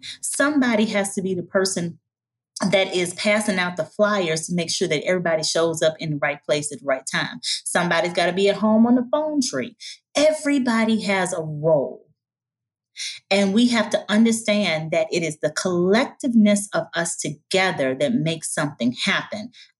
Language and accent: English; the South, United States; I'm from the South. And I got to come in here and I got to mix and mingle with my sisters from the West Coast and from the Caribbean.